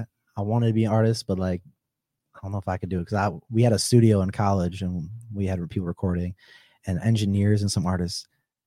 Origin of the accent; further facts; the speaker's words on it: Wisconsin, United States; moved away; Oh yeah, we came from Wisconsin and moved here now.